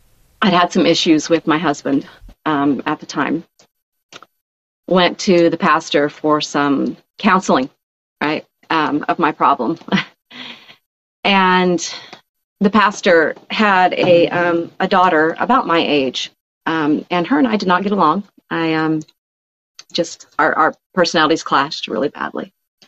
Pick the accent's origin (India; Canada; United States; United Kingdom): United States; Oregon; born there; also born or lived in Rapid City, South Dakota; One of my first memories of being in the message was before we actually moved to Rapid City, I was born in Oregon.